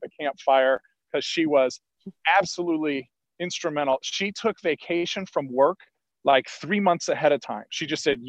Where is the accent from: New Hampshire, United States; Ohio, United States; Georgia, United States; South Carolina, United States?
Ohio, United States; Columbus; now in Chicago, United States; I'm from Columbus, Ohio